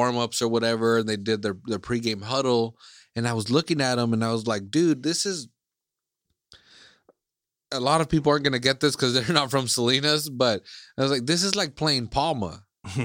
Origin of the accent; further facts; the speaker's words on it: Iceland; English is a second language; now in United States; like I'm from Iceland, you know, like I was born and raised in Iceland, but now I live in the States.